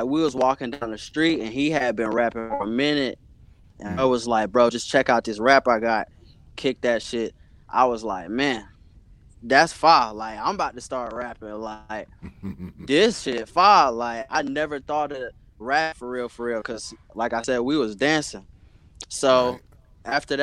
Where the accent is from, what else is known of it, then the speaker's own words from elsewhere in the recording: Brown Summit, North Carolina, United States; also born or lived in Greensboro, North Carolina; I was raised, like, in Brown Summit, North Carolina, which is, like, maybe 5 minutes down the road